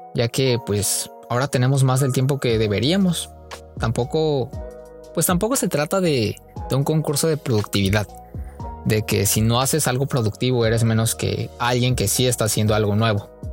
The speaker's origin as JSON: {"language": "Spanish", "region": "Oaxaca", "country": "Mexico", "moved": "as an adult", "lives_now": "Tijuana, Mexico", "said": "soy de la más bonita Oaxaca. Cada que la escuela da vacaciones, mi mayor anhelo es regresar a mi pueblo"}